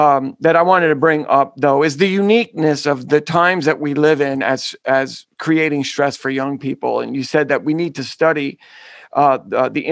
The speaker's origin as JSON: {"language": "English", "town": "New York City", "region": "New York", "country": "United States", "said": "I'm a Bronx boy."}